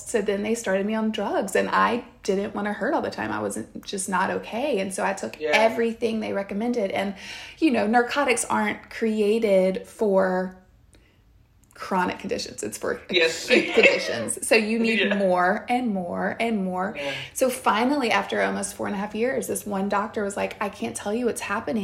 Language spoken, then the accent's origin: English; the South, United States; I grew up in the South